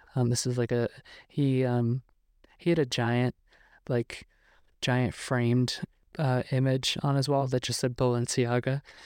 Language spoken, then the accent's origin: English; New York, United States; now in Los Angeles, United States; I'm from New York.